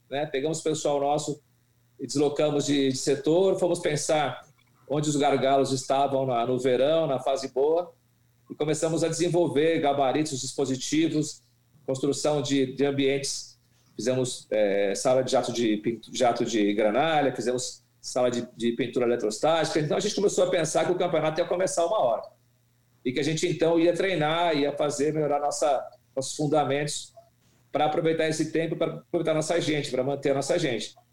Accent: Brazil; porque a gente é brasileiro, conhece o Brasil.

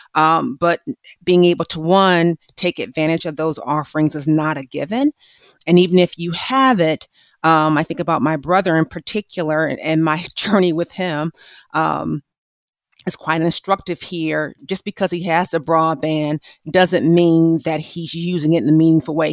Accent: Milwaukee, Wisconsin, United States; my hometown of Milwaukee, Wisconsin

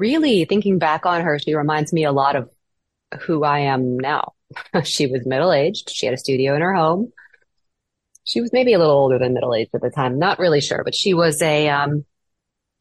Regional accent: Cleveland, Ohio, United States; moved away as an adult; also born or lived in Baltimore, Maryland; now in Eugene, United States; I was born and raised in Cleveland, Ohio

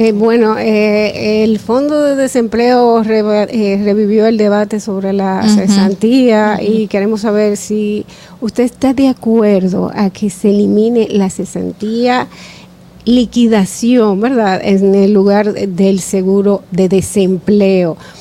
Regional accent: Dominican Republic

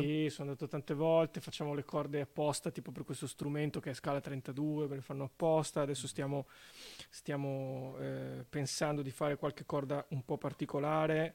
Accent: Venice, Veneto, Italy; anch'io sono veneziano

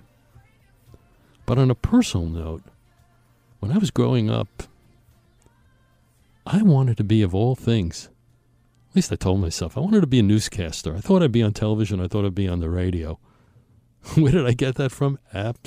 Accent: New York City, New York, United States; growing up in Brooklyn

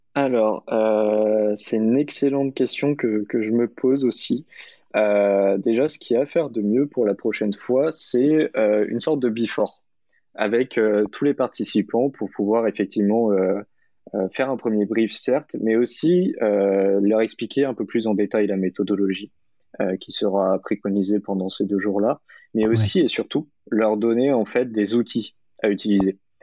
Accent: Orléans, Centre-Val de Loire, France; now in Paris, France; Et personnellement, je suis orléanais. Historiquement, je suis né à Orléans. J'ai fait une partie de ma scolarité à Orléans, donc ça me paraissait normal de revenir à, mes racines orléanaises

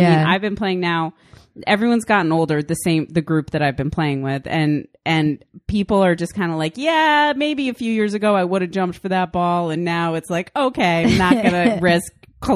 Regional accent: East Coast, New England, United States; moved away; We're from the East Coast.

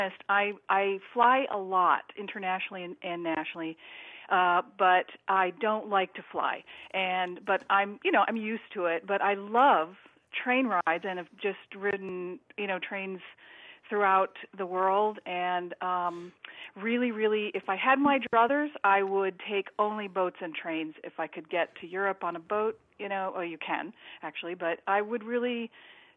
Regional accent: Michigan, United States; moved away; also born or lived in San Francisco / Boston; I'm actually from Michigan, but I have family in Philadelphia

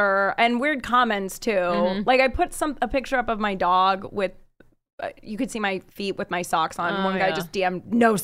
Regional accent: Denver, Colorado, United States; I'm from Denver

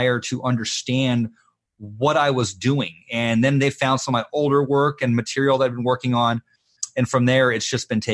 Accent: Phoenix, Arizona, United States; I'd been living in Phoenix

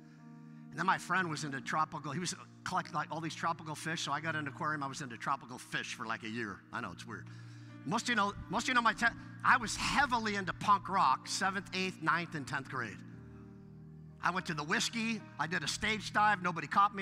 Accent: Westlake Village, California, United States; also born or lived in Ventura, California; I was raised in Westlake Village

